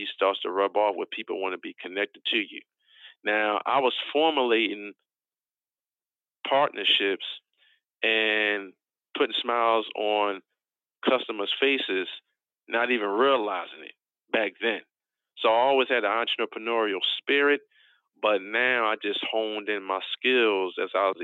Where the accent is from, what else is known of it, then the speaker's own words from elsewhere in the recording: Philadelphia, Pennsylvania, United States; I'm originally from West Oak Lane in the city of Philadelphia, Pennsylvania